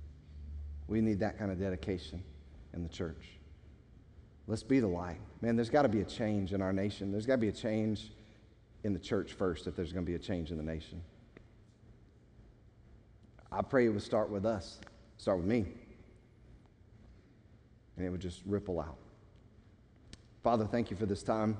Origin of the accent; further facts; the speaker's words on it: United States; we, as especially American Christians